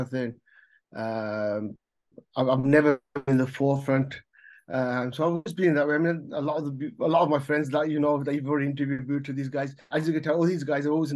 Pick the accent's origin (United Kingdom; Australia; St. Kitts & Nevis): United Kingdom; Birmingham, West Midlands; now in Canada; I was born in Hansworth, right? One of my first things was that in school, there's a school called Welford School, Welford Primary School behind Soho or Godwood, kind of thing. So I grew up going there.